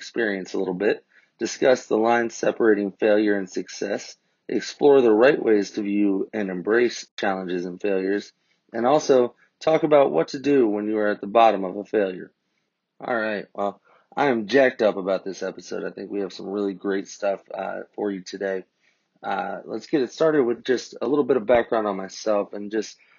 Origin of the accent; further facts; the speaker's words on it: Columbus, Ohio, United States; also born or lived in Lexington, Kentucky; I grew up in Columbus, Ohio, went to high school there